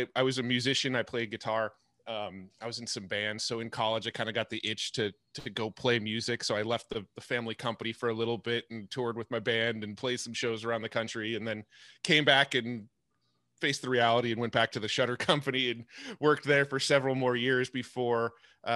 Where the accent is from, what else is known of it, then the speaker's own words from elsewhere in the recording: San Diego, California, United States; I was born and raised in San Diego, and I'm still in San Diego